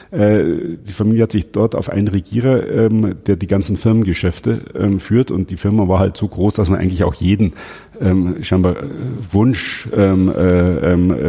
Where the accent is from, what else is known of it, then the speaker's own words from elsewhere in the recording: Cologne, North Rhine-Westphalia, Germany; Ähm, ich bin Kölner, wir haben uns dumm und dusselig verdient an euch.